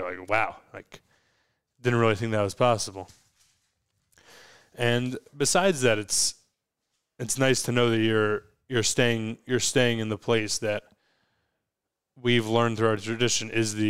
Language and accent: English; Fair Lawn, New Jersey, United States; Fairlawn, New Jersey.